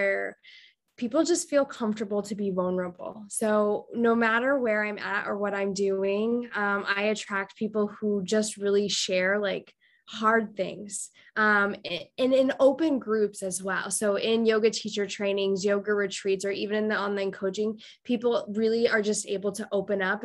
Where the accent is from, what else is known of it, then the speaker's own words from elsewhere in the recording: Iowa, United States; moved away as an adult; now in Costa Rica; I grew up in Iowa.